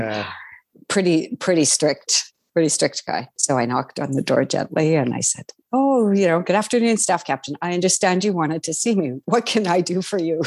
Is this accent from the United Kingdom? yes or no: no; Saskatchewan, Canada; I'm from Saskatchewan